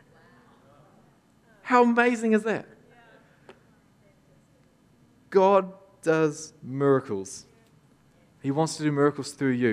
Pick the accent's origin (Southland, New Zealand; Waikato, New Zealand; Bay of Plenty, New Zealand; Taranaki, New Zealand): Waikato, New Zealand; Tokoroa; born or raised there